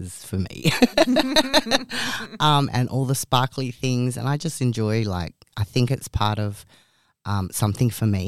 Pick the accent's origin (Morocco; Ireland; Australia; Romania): Australia; Geraldton, Western Australia; moved away; I came from the country. I grew up in Geraldton